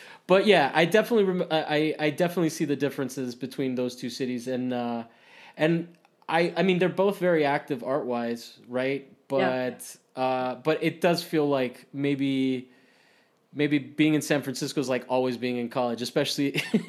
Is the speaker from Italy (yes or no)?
yes; Rome, Lazio, Italy; because I grew up in Italy, in Rome, and Romans are very outgoing, right?